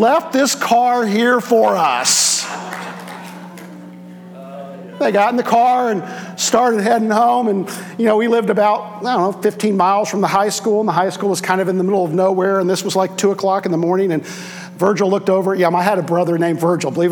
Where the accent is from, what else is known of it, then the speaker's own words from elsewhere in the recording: Indiana, United States; now in Ohio, United States; I grew up in Indiana